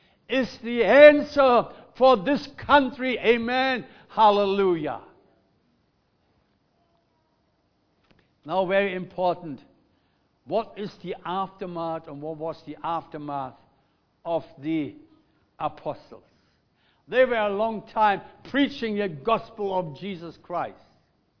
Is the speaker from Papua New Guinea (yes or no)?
no; Germany; English is a second language; now in Melbourne, Australia; we as Germans